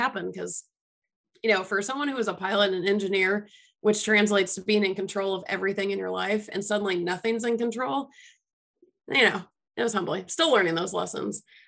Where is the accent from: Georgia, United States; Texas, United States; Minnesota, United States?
Georgia, United States; Atlanta; moved away; I'm from Atlanta originally